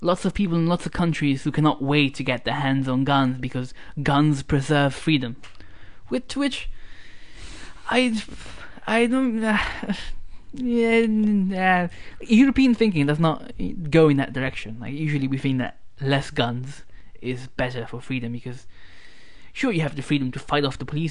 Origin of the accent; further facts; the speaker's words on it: Italy; moved away; my hometown, which used to be close to a US military base